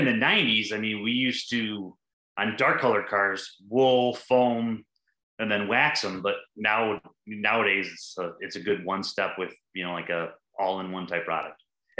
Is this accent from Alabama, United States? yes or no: no; Detroit, Michigan, United States; I'm from the Metro Detroit area of Michigan.